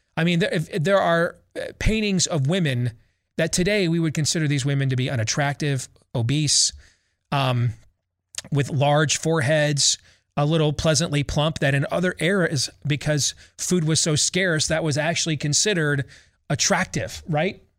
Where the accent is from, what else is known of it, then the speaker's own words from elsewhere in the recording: Iowa, United States; my home state, our home state of Iowa